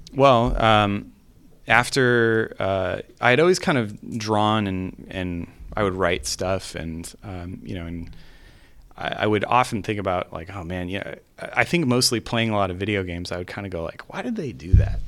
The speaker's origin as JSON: {"language": "English", "region": "California", "country": "United States", "tie": "born or raised there", "also_born_or_lived": "Salt Lake City, Utah", "moved": "as an adult", "said": "I had born and raised in California and, uh, I went to school there."}